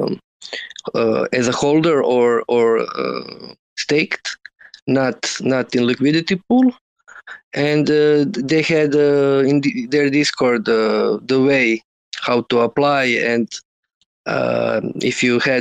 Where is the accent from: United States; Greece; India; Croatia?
Croatia; English is a second language; I'm from Croatia.